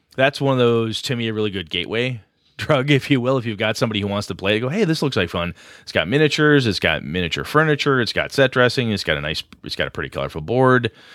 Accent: Wisconsin, United States; also born or lived in Madison, Wisconsin; campus I, I started going to in my hometown. Went to a two-year campus before I transferred to Madison

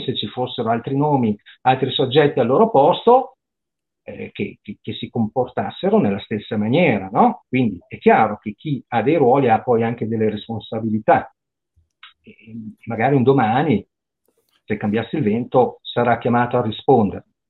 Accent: Parma, Emilia-Romagna, Italy; io sono di Parma, anche qua a Parma

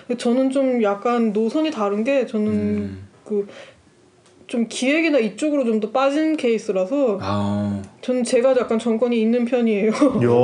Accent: South Korea; moved away as an adult; now in Germany

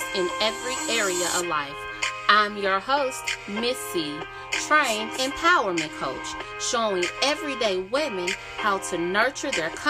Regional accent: Memphis, Tennessee, United States; I'm from Memphis, Tennessee

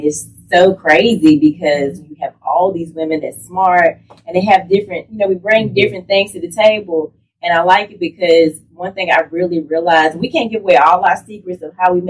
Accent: Danville, Virginia, United States; I'm originally from Danville, Virginia

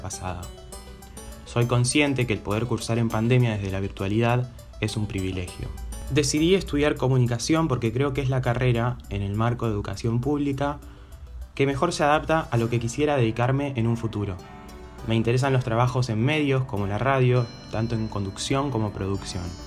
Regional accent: Rosario, Santa Fe, Argentina; nací y vivo en Rosario, Santa Fe

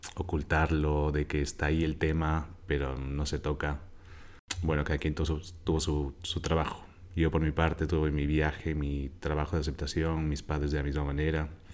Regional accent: Quito, Pichincha, Ecuador; moved away as an adult; now in Barcelona, Spain; Quito, de donde soy, tiene sus zonas re inseguras

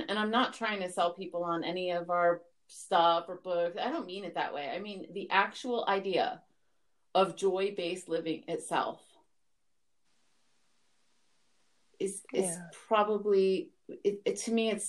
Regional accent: New York City, New York, United States; I was born in Brooklyn, New York.

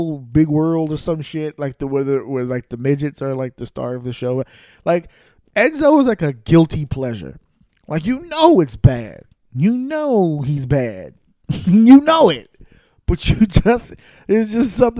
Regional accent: New York, United States; I grew up in New York.

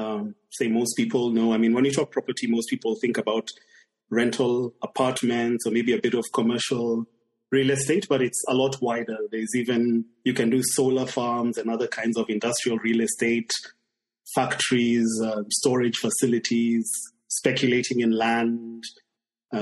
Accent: Kenya; moved away as an adult; my home country is Kenya

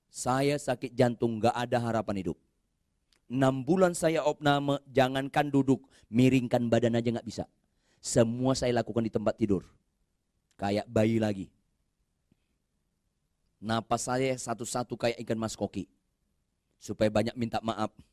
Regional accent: North Sumatra, Indonesia; Saya orang Batak, nggak usah saya jelaskan juga Anda udah tahu.

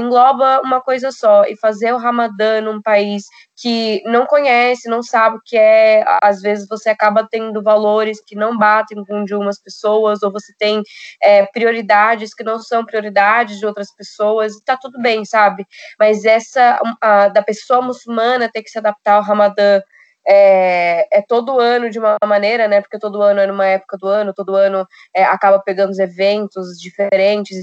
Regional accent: Foz do Iguaçu, Paraná, Brazil; moved away as an adult; now in São Paulo, Brazil; E eu também fui criada em Foz do Iguaçu

